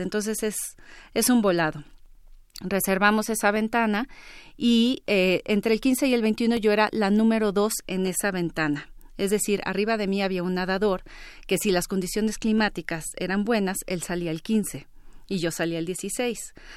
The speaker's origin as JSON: {"language": "Spanish", "country": "Mexico", "said": "soy la mujer mexicana de mayor edad"}